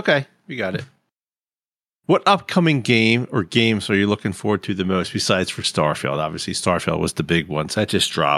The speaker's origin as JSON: {"language": "English", "town": "Philadelphia", "region": "Pennsylvania", "country": "United States", "said": "I come from Philly"}